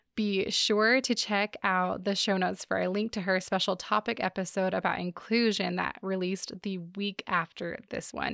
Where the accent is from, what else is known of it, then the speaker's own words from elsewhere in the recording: Seattle, Washington, United States; moved away; I grew up in the Seattle area